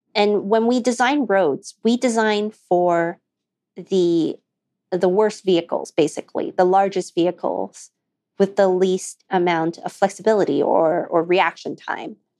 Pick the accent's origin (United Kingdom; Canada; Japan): Canada; Alberta; we grew up in Alberta